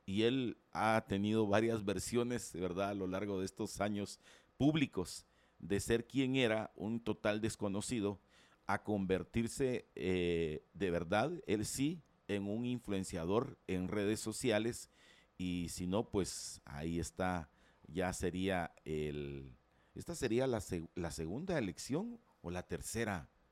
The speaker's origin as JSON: {"language": "Spanish", "country": "Guatemala", "said": "yo como ciudadano guatemalteco"}